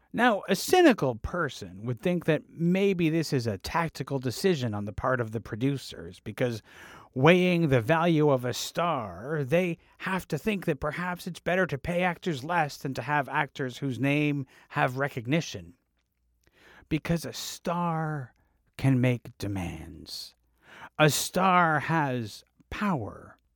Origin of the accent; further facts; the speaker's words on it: Canada; being Canadian